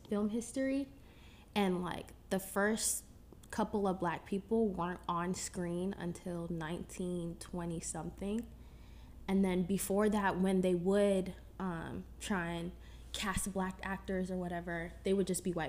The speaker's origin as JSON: {"language": "English", "region": "Northern Virginia", "country": "United States", "said": "I attend the LA Film School, but with COVID and everything, I'm still home in the DMV, so I'm from Nova."}